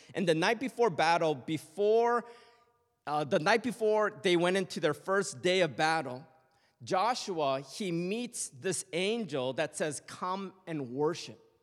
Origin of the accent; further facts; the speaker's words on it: Toronto, Ontario, Canada; born and raised in Canada